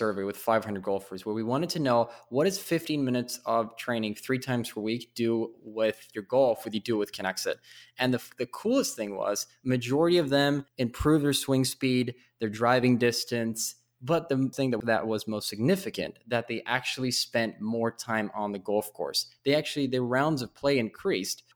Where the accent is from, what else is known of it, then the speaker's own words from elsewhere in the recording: Stockholm, Stockholm County, Sweden; I'm originally from Sweden or in Stockholm